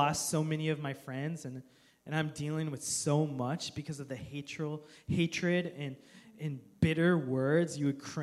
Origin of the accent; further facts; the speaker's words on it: United States; as American Christians